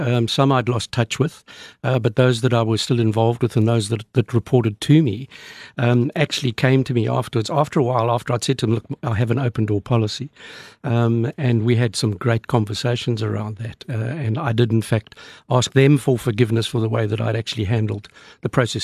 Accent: Zimbabwe; also born or lived in Australia; now in South Africa; I was um, born in then Rhodesia, now Zimbabwe, from Scottish parents, uh, live in South Africa, but travel on an Australian passport

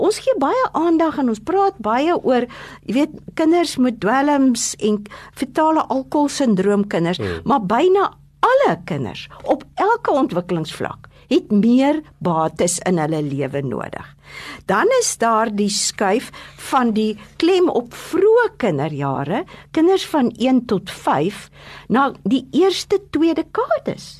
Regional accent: Adelaide, Eastern Cape, South Africa; toe ek klein was in Adelaide groot te word.

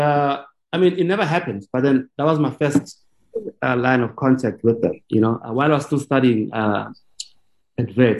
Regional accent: Vereeniging, Gauteng, South Africa; I went to General Smuts in Vereeniging

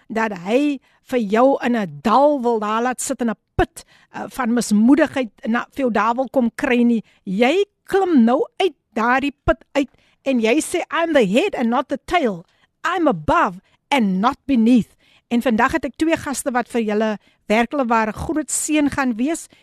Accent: Abbotsdale, Western Cape, South Africa; van Abbotsdale, wees gegroet in die oorwinnende naam van Koning Jesus.

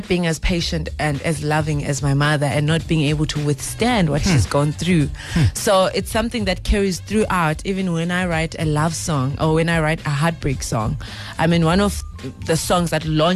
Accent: Zimbabwe; I grew up in Zimbabwe. I'm originally from Zimbabwe.

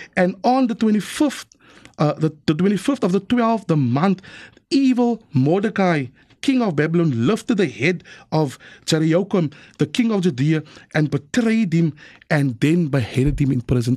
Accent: Cape Town, Western Cape, South Africa; I was born in District Six

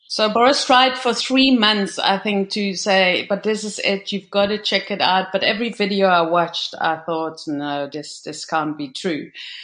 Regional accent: Netherlands; moved away as an adult; now in South Africa; I arrived in South Africa in 1997. So I'm born and bred in the Netherlands.

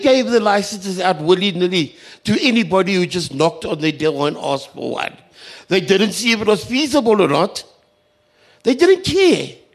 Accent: Kimberley, Northern Cape, South Africa; I come from Kimberley

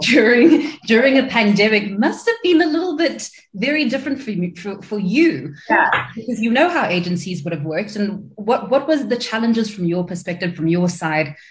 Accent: South Africa; as South African creatives

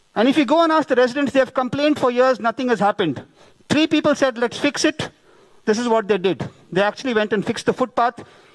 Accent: India; I'm an Indian

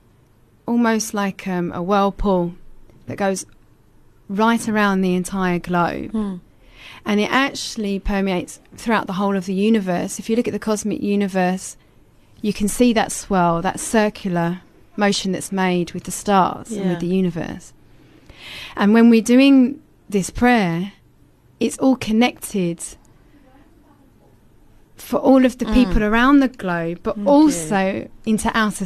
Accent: England, United Kingdom; moved away as an adult; now in South Africa; where I actually took my shahada was in England

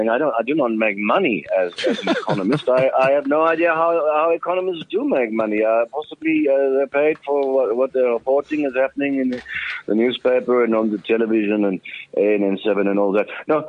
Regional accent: South Africa; born there; accent: Swazi; born in South Africa, but I've lived here a very long time. But it was quite sharp of you. You picked up my Swazi accent, indeed.

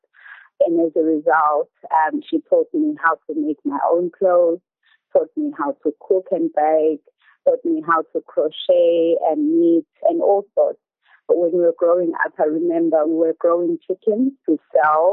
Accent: Mseleni, KwaZulu-Natal, South Africa; born or raised there; English is a second language

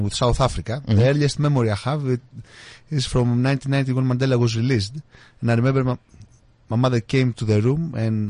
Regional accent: Greece; English is a second language; moved away as an adult; now in England, United Kingdom

